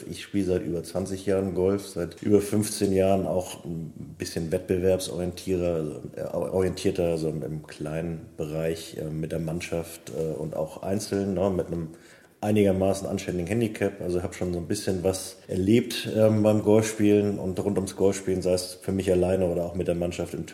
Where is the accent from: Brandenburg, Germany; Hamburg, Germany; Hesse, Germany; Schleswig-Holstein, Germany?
Schleswig-Holstein, Germany; Kiel; now in Flensburg, Germany; Ja, ich bin äh, Mitte 30, ähm, gebürtiger Kieler, habe auch bis zum Jahresende in Kiel eigentlich durchgehend immer gelebt. Bin jetzt äh, zu meiner Freundin Fritzi nach Flensburg gezogen